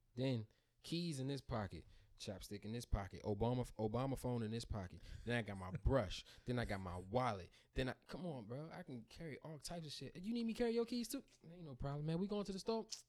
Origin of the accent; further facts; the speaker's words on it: PG County, Southern Maryland, United States; I became a, a bill-paying man in Maryland. Grew up there